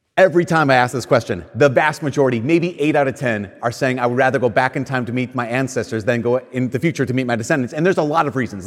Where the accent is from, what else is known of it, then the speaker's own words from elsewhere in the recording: Minnesota, United States; I'm from a place in Minnesota where people move too